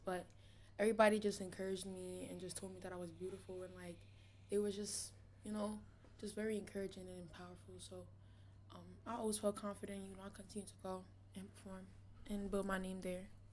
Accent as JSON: {"language": "English", "town": "New York City", "region": "New York", "country": "United States", "tie": "born or raised there", "also_born_or_lived": "New Orleans, Louisiana", "said": "I was raised in East New York, Brooklyn"}